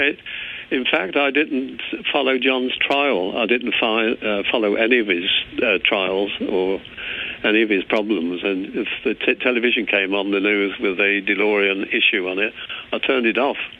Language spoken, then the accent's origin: English; England, United Kingdom; moved away as an adult; also born or lived in Northern Ireland; as an Englishman, it's very difficult for me to hide my accent.